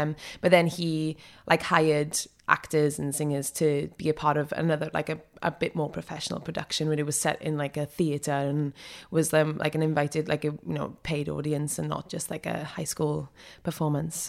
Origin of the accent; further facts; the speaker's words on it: Rhondda Valleys, Wales, United Kingdom; accent: Welsh; moved away as an adult; also born or lived in New York; I'm from the Rhondda Valleys